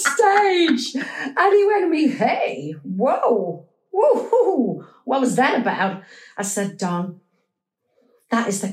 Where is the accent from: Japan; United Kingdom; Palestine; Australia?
United Kingdom; Liverpool, North West England; I'm a Scouser